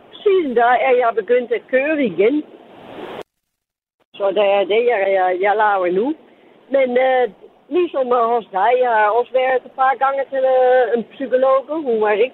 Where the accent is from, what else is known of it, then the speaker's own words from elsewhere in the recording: Amsterdam, North Holland, Netherlands; Danish is a second language; now in Denmark; Amsterdam, så jeg har måske en lidt mærkelig accent.